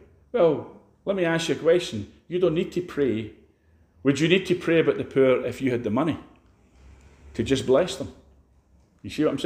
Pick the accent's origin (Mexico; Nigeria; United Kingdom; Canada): United Kingdom; Edinburgh, Scotland; now in Glasgow, United Kingdom; I came from Edinburgh. I was born in Edinburgh.